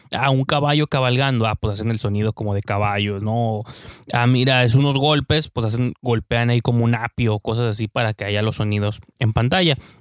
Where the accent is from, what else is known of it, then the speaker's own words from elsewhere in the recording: Mexico; uno que es mexicano